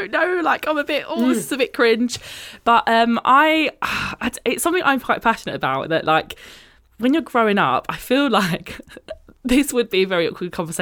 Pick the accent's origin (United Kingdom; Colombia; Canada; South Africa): United Kingdom; being British, I think we're very much like this is not something we talk about at all